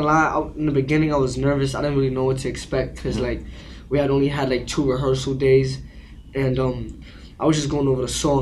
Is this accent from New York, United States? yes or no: yes; New York City, New York, United States; I grew up in Brooklyn, Crown Heights, Franklin Ave to be specific